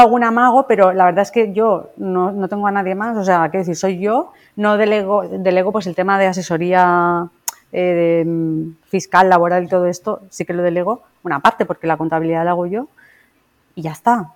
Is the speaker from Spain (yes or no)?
yes; Valencia, Valencian Community, Spain; yo soy una dietista de Valencia